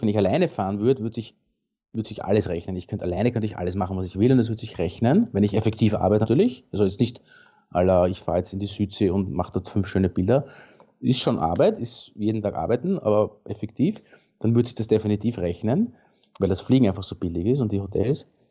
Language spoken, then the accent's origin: German; Baden, Lower Austria, Austria; im Baden, in meiner Heimat